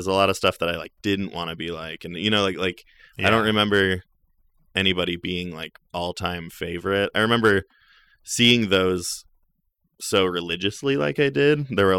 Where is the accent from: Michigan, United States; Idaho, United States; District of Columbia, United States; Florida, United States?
Idaho, United States; Middleton; also born or lived in Garden Valley; Well, I grew up in Garden Valley for my like young childhood, mm-hmm. and then Middleton for kind of like the later, you know, middle school, high school.